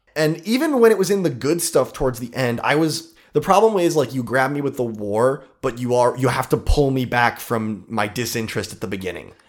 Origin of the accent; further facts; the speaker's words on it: Ohio, United States; We're from Ohio